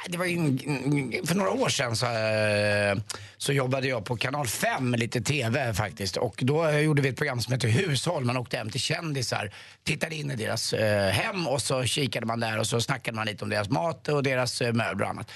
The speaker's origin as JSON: {"language": "Swedish", "town": "Stockholm", "region": "Stockholm County", "country": "Sweden", "said": "jag som är stockholmare"}